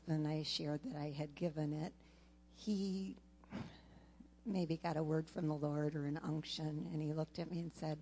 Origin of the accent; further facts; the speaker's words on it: Sault Ste. Marie, Michigan, United States; I was born in Sault Ste. Marie, Michigan